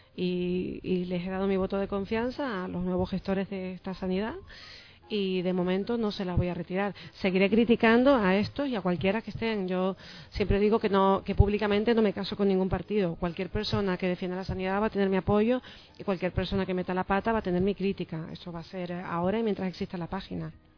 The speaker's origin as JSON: {"language": "Spanish", "region": "Canary Islands", "country": "Spain", "said": "a los canarios"}